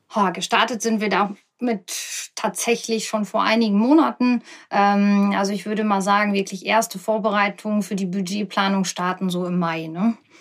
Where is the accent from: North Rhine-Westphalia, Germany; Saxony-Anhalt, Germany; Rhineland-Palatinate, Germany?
North Rhine-Westphalia, Germany; OWL; ich bin 37 Jahre alt, komme aus dem schönen UWL